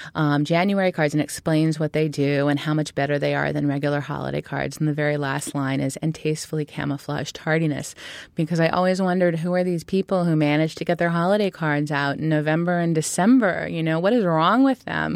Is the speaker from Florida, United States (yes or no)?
no; Berkeley, California, United States; moved away as an adult; also born or lived in Michigan / New York City; I grew up in Berkeley, California, which was an interesting place to grow up.